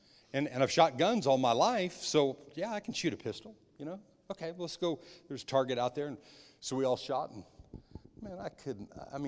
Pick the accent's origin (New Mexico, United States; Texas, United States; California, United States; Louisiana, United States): New Mexico, United States; When I was young, I was raised in New Mexico in the desert, on playing golf and on my dad's golf course